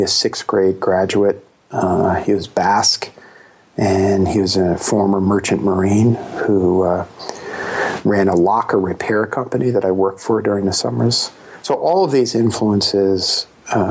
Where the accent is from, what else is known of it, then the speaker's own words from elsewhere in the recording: New York City, New York, United States; I was born in Brooklyn